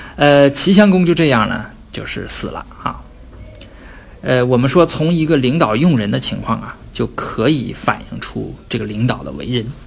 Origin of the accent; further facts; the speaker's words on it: Northeast China, China; accent: Northeastern dialect; 我们东北的方言就是放挺了